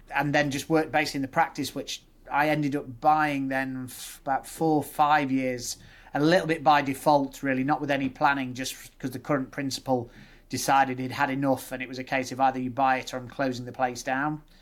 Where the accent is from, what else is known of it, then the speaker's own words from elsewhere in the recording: Nuneaton, West Midlands, United Kingdom; moved away as an adult; now in Leeds, United Kingdom; I'm born and bred in the Midlands. Mum and dad are all Irish, so they moved over. Um, grew up in the Midlands in Nuneaton